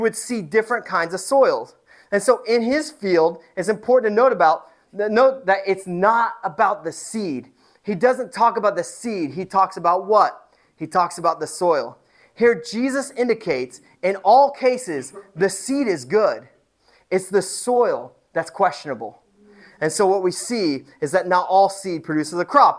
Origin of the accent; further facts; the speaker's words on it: Indiana, United States; moved away; I am from Indiana. I didn't grow up on a farm, but I grew up around farms.